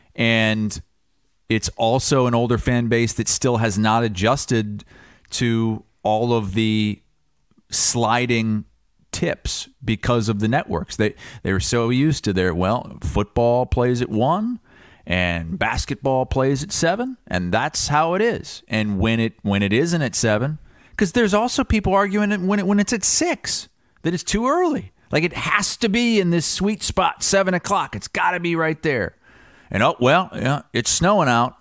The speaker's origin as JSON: {"language": "English", "town": "Muscatine", "region": "Iowa", "country": "United States", "tie": "born or raised there", "said": "I grew up in Muscatine, thirty minutes"}